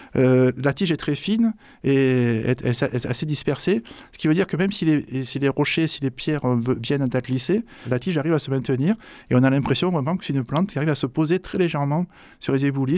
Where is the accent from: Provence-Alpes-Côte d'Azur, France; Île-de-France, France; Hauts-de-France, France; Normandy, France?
Provence-Alpes-Côte d'Azur, France; Marseille; je suis marseillais